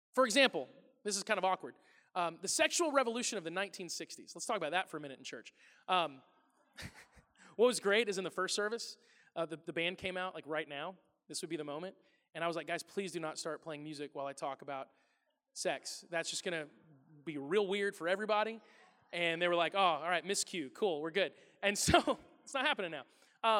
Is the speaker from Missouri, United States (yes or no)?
yes; the Ozarks, Missouri, United States; moved away; I'm from the Ozarks in Missouri